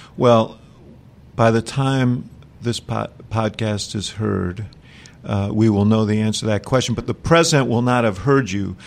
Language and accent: English; Chicago, Illinois, United States; I'm from Chicago